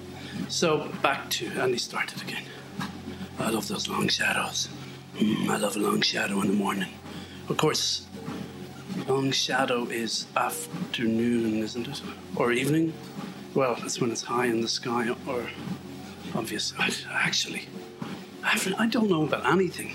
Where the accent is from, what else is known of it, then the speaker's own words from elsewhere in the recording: Ireland; I'm Irish